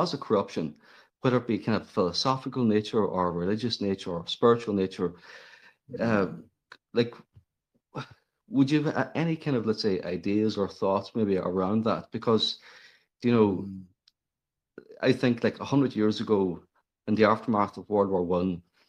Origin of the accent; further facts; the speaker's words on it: Ireland; myself as an Irishman